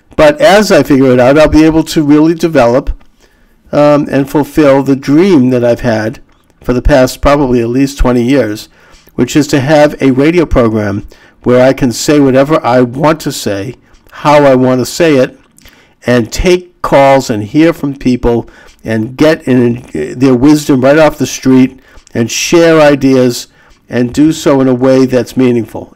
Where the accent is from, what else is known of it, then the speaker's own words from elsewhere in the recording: United States; I feel proud as an American citizen and as a Jew to um, uh, for this day when, when my country, the United States